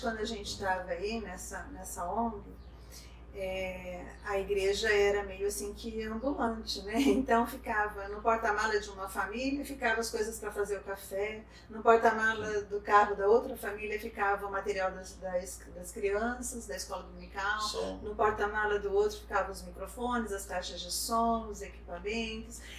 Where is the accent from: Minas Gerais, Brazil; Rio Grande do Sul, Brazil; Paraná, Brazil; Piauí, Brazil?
Paraná, Brazil; Maringá; Eu sou de Maringá